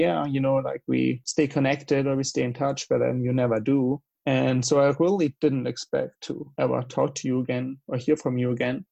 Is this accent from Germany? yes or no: yes; Germany; accent: German; English is a second language; moved away as an adult; I've lived in Germany for 20 years, like the first 20 years of my life. So I guess I will never really lose my accent